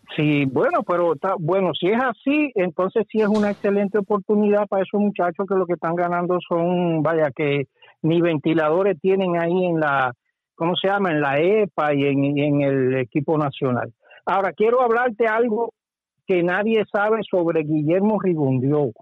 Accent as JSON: {"language": "Spanish", "region": "Santiago de Cuba", "country": "Cuba", "said": "yo soy santiaguero"}